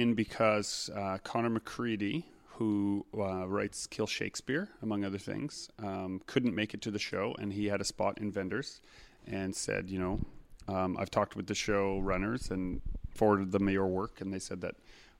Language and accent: English; Canada; As a Canadian